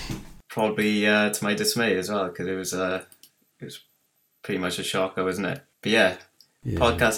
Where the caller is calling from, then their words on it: Llantrisant, Wales, United Kingdom; Calling from Miskin, sunny Llantrisant.